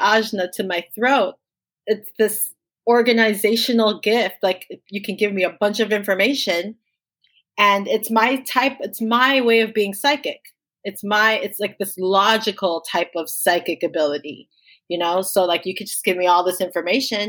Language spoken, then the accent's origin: English; Miami, Florida, United States; I was born in Miami, Florida. My parents are both immigrants from Jamaica, so they moved here as adults. And so I'm first generation American living in Miami, which is, let's face it, it's not America. It's not like the rest of the United States, right? It's almost like its own little island. So lots of island people. there. That's where I grew up